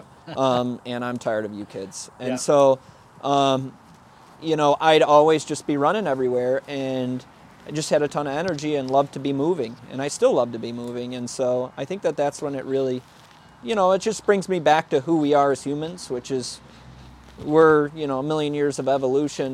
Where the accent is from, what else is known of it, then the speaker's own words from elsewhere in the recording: Palmyra, New York, United States; now in Rochester, United States; I grew up in Palmyra, kind of on the Madison and Palmyra border